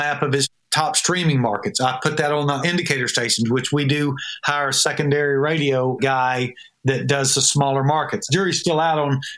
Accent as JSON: {"language": "English", "region": "Georgia", "country": "United States", "moved": "yes", "lives_now": "Nashville, United States", "said": "I'm a little from Georgia"}